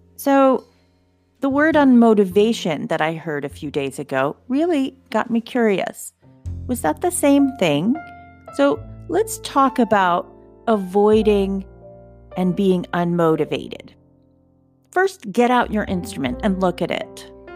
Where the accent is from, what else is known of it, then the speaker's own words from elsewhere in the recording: outside of Philadelphia, Pennsylvania, United States; I grew up outside of Philadelphia, and the Philadelphia Orchestra was everything to our family